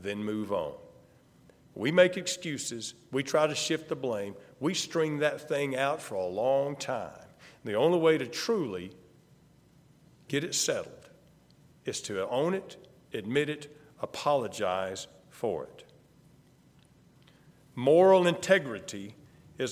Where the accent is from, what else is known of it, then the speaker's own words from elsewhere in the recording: the South, United States; I'm from the South. There was no question when I opened my mouth